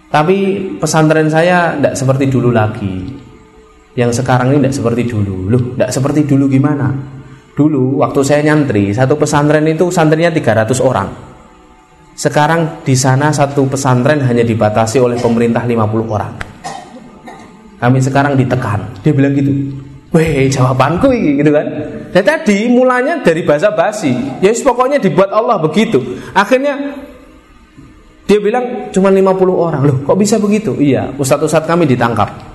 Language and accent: Indonesian; Indonesia; Kalian dari mana? Indonesia. Muslim.